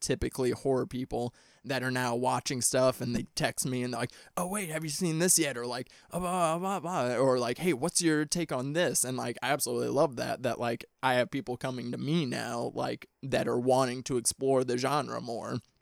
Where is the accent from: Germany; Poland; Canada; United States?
United States; Missouri; I'm from the Midwest. I'm from Missouri